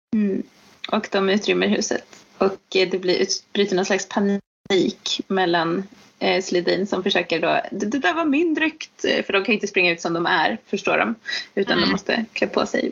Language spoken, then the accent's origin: Swedish; Sweden; som svensk